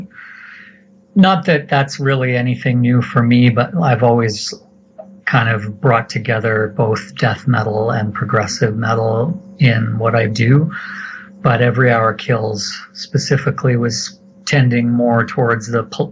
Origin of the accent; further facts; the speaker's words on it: Alberta, Canada; Alberta, it's been better. I've been here most of my life